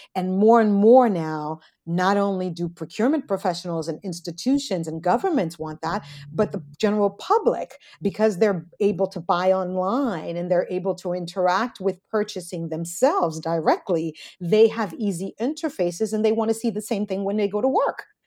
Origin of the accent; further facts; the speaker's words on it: United States; I'm an American first generation